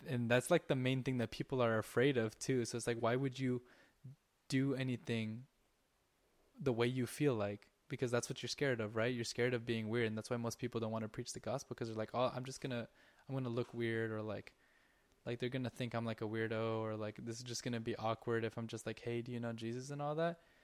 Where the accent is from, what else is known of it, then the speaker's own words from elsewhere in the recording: Southern California, United States; we're from SoCal.